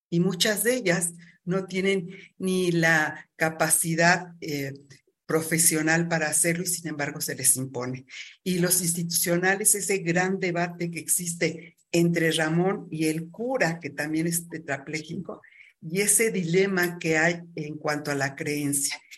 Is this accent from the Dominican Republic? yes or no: no; Mexico; la mexicana, que es un sincretismo. Eh, nuestros pueblos originarios hablaban del politeísmo